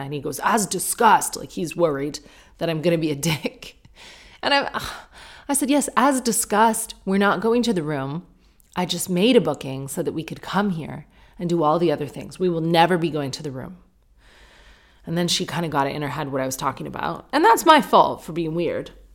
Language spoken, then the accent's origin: English; Sarnia, Ontario, Canada; now in United Kingdom; I grew up in Sarnia